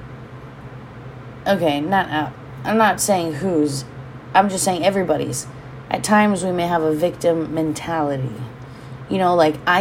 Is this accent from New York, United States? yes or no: no; Hawaii, United States; being Hawaiian and owning a home here